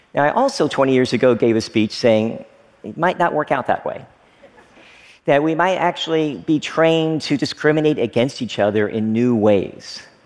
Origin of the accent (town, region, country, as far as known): Frankfort, Kentucky, United States; born or raised there; moved away as an adult; also born or lived in Oneida, Tennessee / Stearns, Kentucky